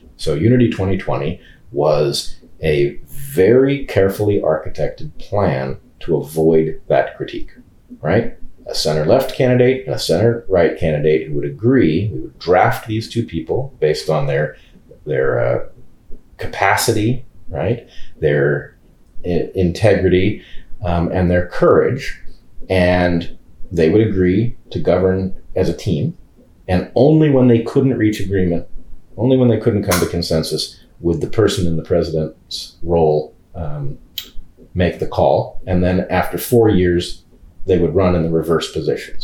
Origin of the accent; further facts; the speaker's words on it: California, United States; moved away; I'm a Californian by birth, but I don't live in California